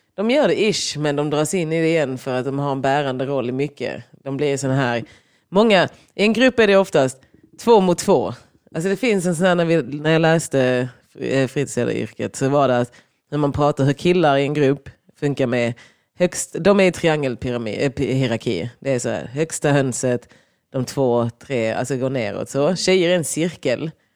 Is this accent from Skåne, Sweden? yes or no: yes; Lund, Skåne, Sweden; vi gick ju på olika sidor av Lund